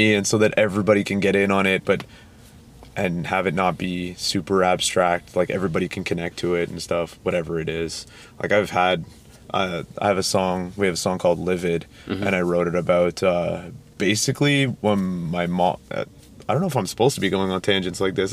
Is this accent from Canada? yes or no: yes; Toronto, Ontario, Canada; we are from Toronto, Ontario, Canada